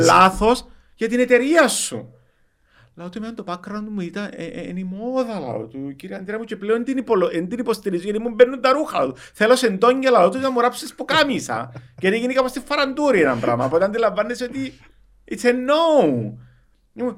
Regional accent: Cyprus; accent: Cypriot; Εγώ είμαι χόρκατο Κυπρίο, θέλω να μιλώ, έχω διάλεκτο

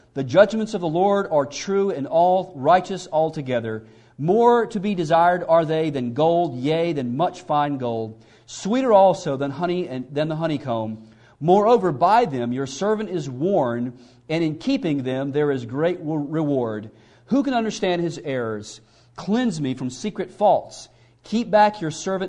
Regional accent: Mississippi, United States; I grew up in the South. I'm from Mississippi, so you can't get any further south than where I'm from

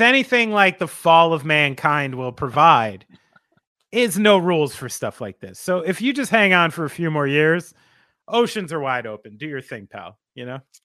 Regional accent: New Jersey, United States; I'm from New Jersey

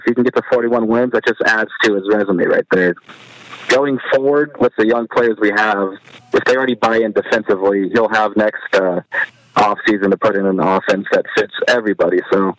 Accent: Fresno, California, United States; I'm from Fresno

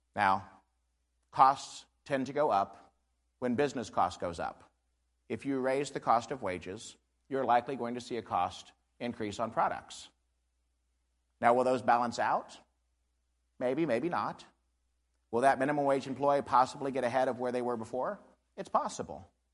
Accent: Missouri, United States; I'm from Barton County

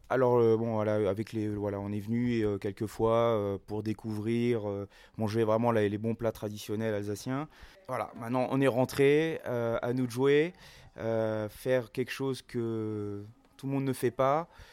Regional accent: Paris, Île-de-France, France; moved away as an adult; also born or lived in Las Vegas, United States; now in Obernai, France; moi je suis parisien, je suis parisien d'origine

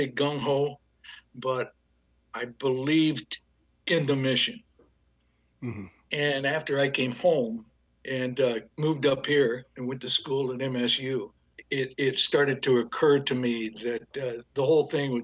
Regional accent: near Des Moines, Iowa, United States; also born or lived in Bondurant, Iowa; I grew up in Iowa, a little bitty town of 350 people right outside Des Moines

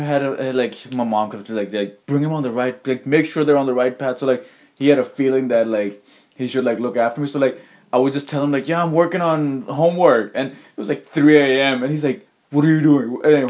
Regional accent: Saudi Arabia; now in Canada; Because 2002 when I came to Canada and I was like, holy shit, you can look, because I came from Saudi Arabia.

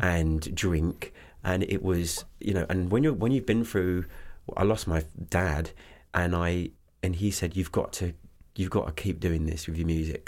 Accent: Canterbury, South East England, United Kingdom; moved away as an adult; also born or lived in Los Angeles; I was born in, um, uh, Canterbury Hospital

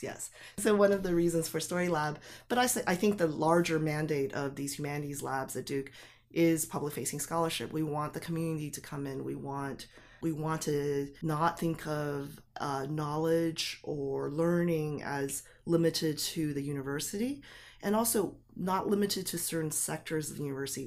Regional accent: Taipei, Taiwan; moved away; I was born in Taipei, and grew up there

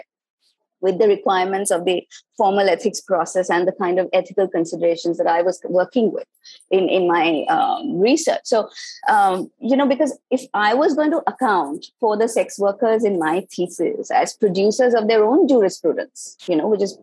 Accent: India; moved away; I was myself from India

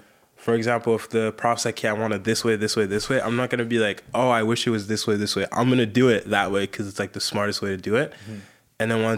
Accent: Sierra Leone; English is a second language; moved away; I came from Sierra Leone.

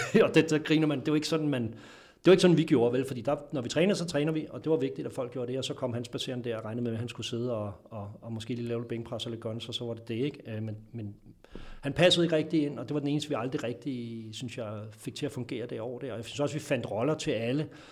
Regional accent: Denmark; som vi er som danskere

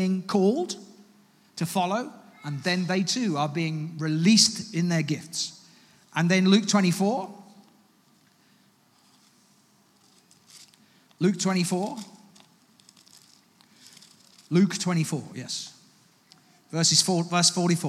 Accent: United Kingdom; also born or lived in Ghana (ancestry, Ga and Twi); I'm an African as well as a British person

